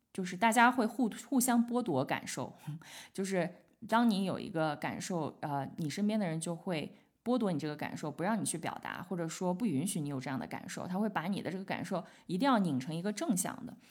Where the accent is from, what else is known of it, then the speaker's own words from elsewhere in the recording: China; 我们中国人讲好面儿